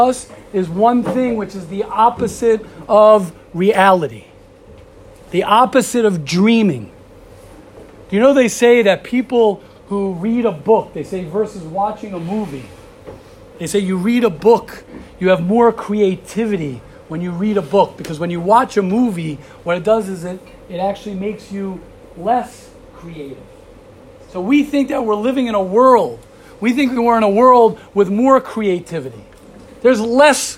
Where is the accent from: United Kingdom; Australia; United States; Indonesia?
United States; moved away as an adult; now in Israel; I'm an American. I'm a proud American